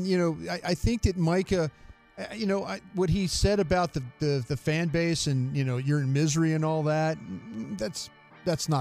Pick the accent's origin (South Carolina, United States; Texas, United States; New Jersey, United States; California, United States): Texas, United States; Dallas; I was from Dallas